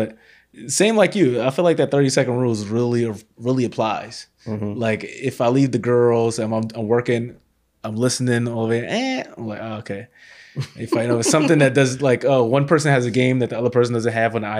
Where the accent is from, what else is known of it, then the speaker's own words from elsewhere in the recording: New York City, New York, United States; So, like, us growing up in Canarsie, I always wanted to come back to Canarsie, live in Canarsie, get a house in Canarsie.